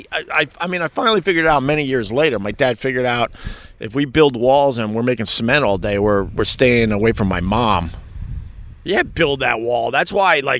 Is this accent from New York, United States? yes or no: yes; Long Island, New York, United States; now in New York City, United States; when I was growing up on Long Island with the 7, 8, 9 kids